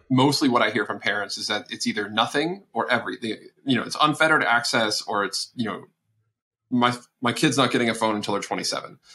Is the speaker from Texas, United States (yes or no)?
yes; Texas, United States; I'm from Texas, where where I met my wife at college